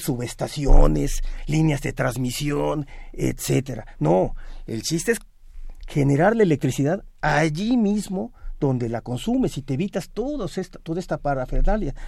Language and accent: Spanish; State of Mexico, Mexico; En el Estado de México, de donde yo vengo